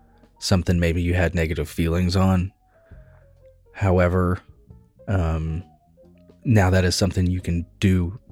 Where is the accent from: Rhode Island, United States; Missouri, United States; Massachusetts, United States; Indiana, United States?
Indiana, United States; Greene County; I grew up in Greene County, Indiana. That is a backwoods Indiana place